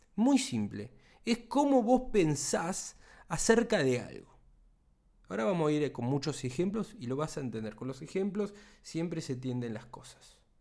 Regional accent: Argentina; Acá en Argentina, de donde soy yo

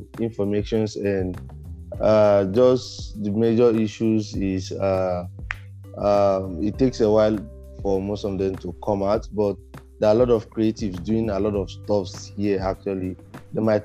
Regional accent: Nigeria; I'm from Nigeria. Yes, I'm from Nigeria, the western part of Africa

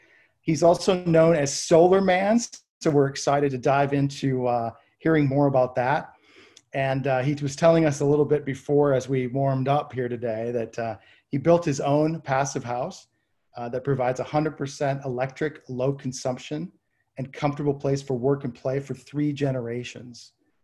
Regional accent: Connecticut, United States; But, you know, I was from Connecticut. So I also claim New York as part of my home.

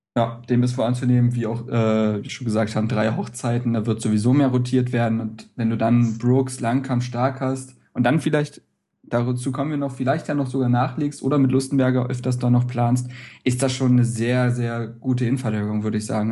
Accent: Berlin, Germany; als Berliner

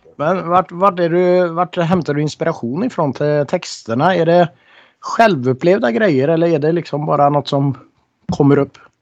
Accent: Norway; moved away; jag är ju från Norge

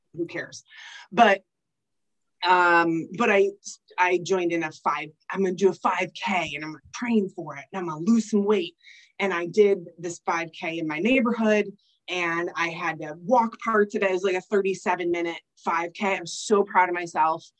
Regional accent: Michigan, United States; moved away; I don't have any family here. I'm originally from Michigan

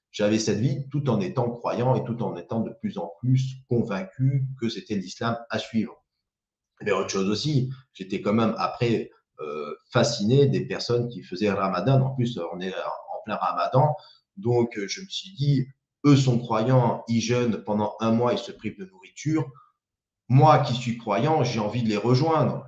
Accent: the South, south of France, France; moved away as an adult; now in Île-de-France, France; quand on vient du Sud

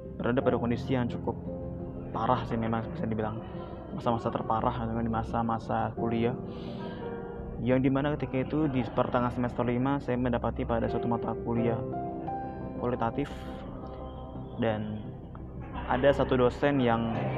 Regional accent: South Tangerang, Banten, Indonesia; Saya berasal dari Tangerang Selatan

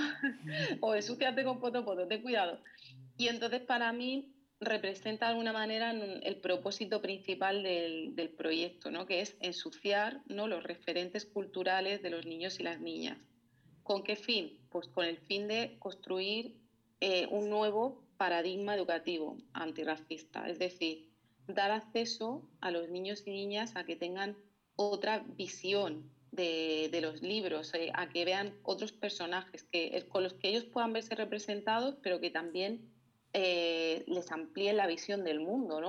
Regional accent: Murcia, Region of Murcia, Spain; moved away; volví a mi ciudad natal, a Murcia

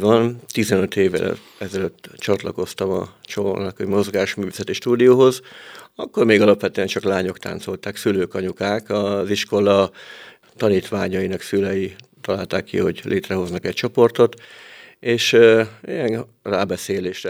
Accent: Padragkút, Veszprém County, Hungary; now in Veszprém, Hungary; kis falomba padrakuton, ahonnan származom

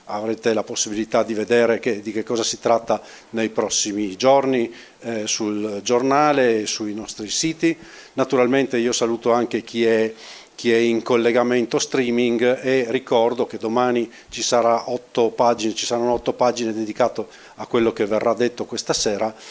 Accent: Trieste, Friuli-Venezia Giulia, Italy; io sono qui, io sono triestino, sono stato qui due anni a fare il vice direttore

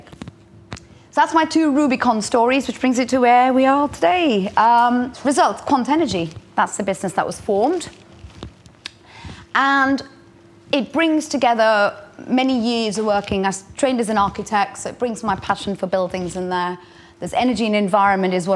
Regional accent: India; moved away; I grew up in India

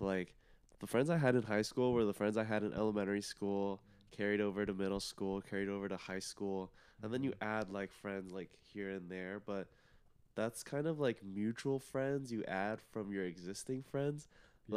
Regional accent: Plano, Texas, United States; I'm from Plano, Texas

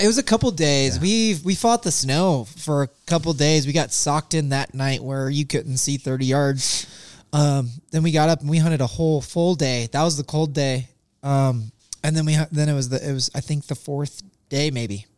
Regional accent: Missouri, United States; I grew up in Missouri, totally different style of hunting

